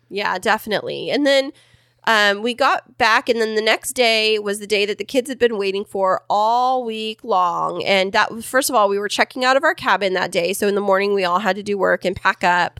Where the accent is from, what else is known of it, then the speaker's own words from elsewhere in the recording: Kingsburg, California, United States; now in San Diego, United States; Stacked in Kingsburg, my hometown